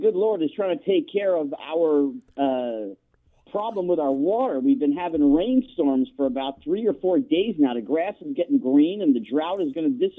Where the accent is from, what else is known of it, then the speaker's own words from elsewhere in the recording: New Jersey, United States; moved away as an adult; now in Southern California, United States; I grew up back east in New Jersey, and I put in my 18 winters, and I had enough.